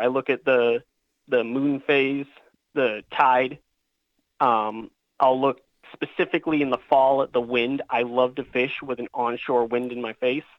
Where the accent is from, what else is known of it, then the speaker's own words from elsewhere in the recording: Falmouth, Massachusetts, United States; moved away as an adult; also born or lived in Virginia; I'm a lifelong Cape Cod resident. I grew up in Falmouth